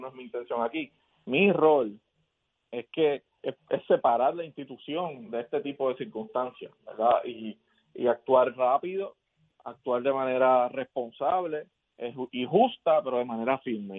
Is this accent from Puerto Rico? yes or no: yes; Puerto Rico; como puertorriqueño